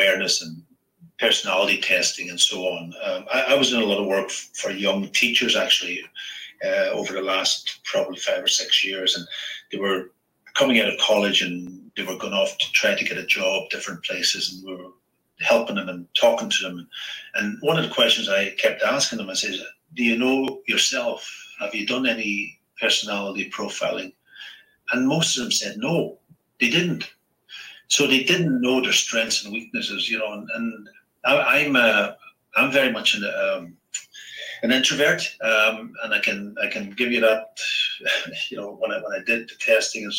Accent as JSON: {"language": "English", "region": "County Donegal", "country": "Ireland", "tie": "born or raised there", "said": "I grew up in Donegal"}